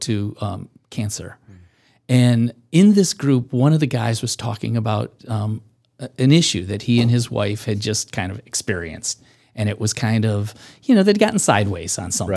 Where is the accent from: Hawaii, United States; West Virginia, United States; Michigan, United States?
Michigan, United States; I'm a Midwesterner by, by, uh, um, growing up in, in, in Michigan